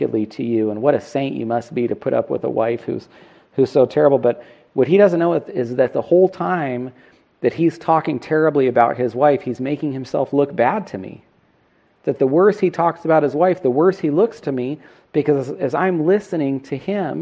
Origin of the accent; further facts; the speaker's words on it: Northern California, United States; we grew up together in Northern California